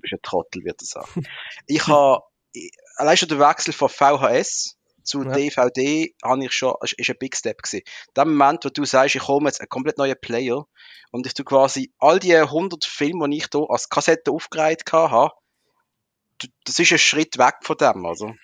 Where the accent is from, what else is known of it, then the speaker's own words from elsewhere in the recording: Muttenz, Basel-Landschaft, Switzerland; im Ort, wo ich aufgewachsen bin, Muttens